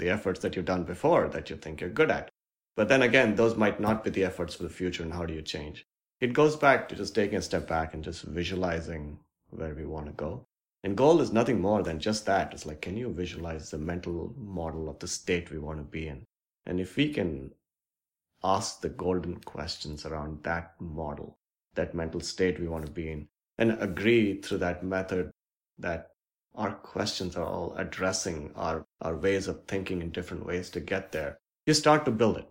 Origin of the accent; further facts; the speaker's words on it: India; moved away as an adult; now in Seattle, United States; I grew up in India and my parents were just simple, hardworking folks